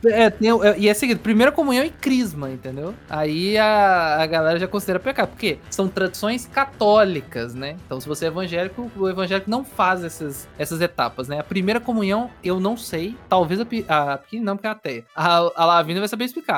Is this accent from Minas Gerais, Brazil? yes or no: yes; Minas Gerais, Brazil; a gente de Minas Gerais